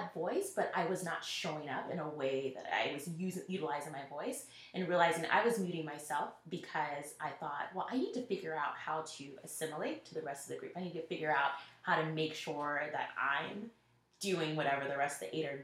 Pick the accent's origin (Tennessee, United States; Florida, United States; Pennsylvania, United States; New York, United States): Tennessee, United States; Nashville; moved away; I'm from Nashville originally